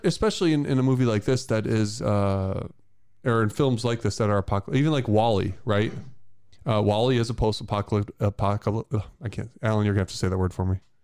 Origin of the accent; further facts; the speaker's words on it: Michigan, United States; I'm from Michigan